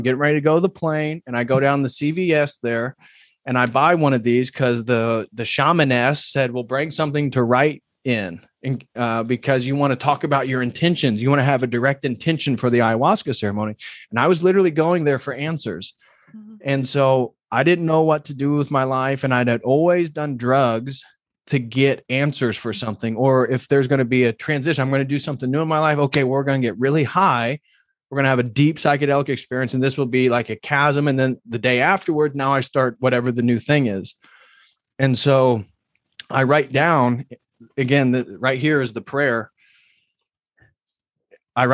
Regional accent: Midwest, United States; It wasn't because I came from the Midwest.

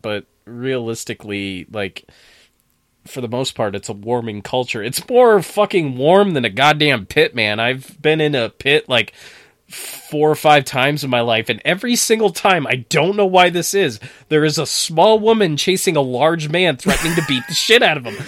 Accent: near Plattsburgh, New York, United States; born or raised there

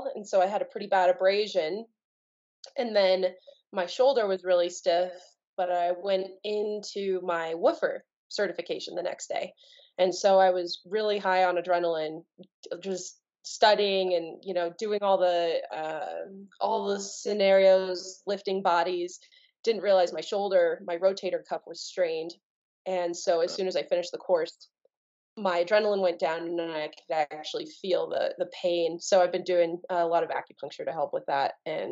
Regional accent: Telluride, Colorado, United States; also born or lived in Bayfield, Colorado; I was born and raised nearby. I told you I grew up in Telluride and outside of Durango in a little town called Bayfield.

